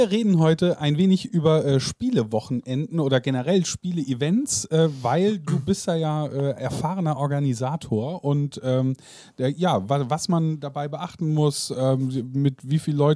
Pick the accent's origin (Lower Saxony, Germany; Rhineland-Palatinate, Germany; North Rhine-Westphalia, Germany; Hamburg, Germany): Rhineland-Palatinate, Germany; now in Merseburg, Germany; Für mich als Pfälzer äh, ganz nett in der äh, Heimat gewesen zu sein.